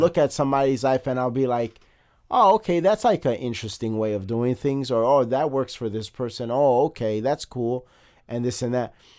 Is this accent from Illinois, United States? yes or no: yes; Chicago, Illinois, United States; we're both born and bred in Chicago